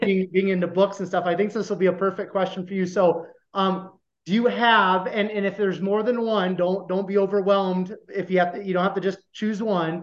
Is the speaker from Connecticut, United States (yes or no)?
no; Iowa, United States; I grew up in a small town, less than five thousand people in Iowa